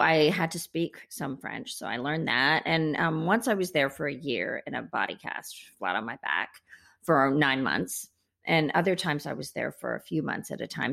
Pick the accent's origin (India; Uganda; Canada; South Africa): India; moved away; I was born in India